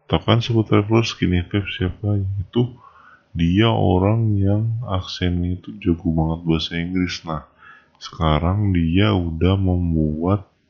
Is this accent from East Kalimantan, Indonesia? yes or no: no; Depok, West Java, Indonesia; karena aku juga berasal dari Depok